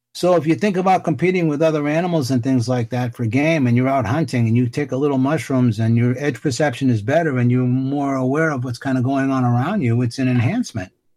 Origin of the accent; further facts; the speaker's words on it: Boston, Massachusetts, United States; I grew up in Dorchester in Boston, where Marky Mark Wahlberg is from